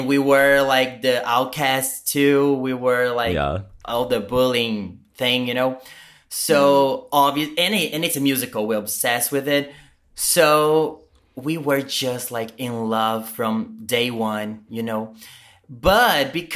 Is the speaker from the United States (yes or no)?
no; Brazil; first language Portuguese; English is a second language; I'm from Brazil. I speak Portuguese.